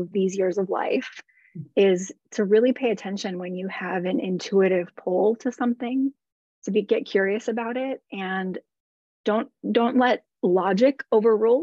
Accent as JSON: {"language": "English", "region": "the Midwest in Wisconsin and Minnesota", "country": "United States", "tie": "born or raised there", "also_born_or_lived": "Los Angeles, United States", "moved": "as an adult", "lives_now": "St. Petersburg, United States", "said": "I grew up in the Midwest in Wisconsin and Minnesota."}